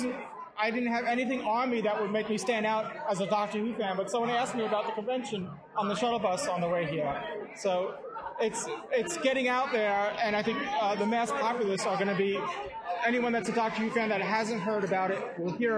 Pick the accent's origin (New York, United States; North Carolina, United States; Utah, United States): New York, United States; I'm from New York as well